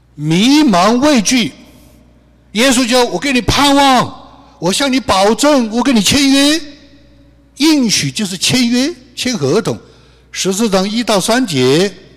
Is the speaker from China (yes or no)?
yes; China; 我们中国人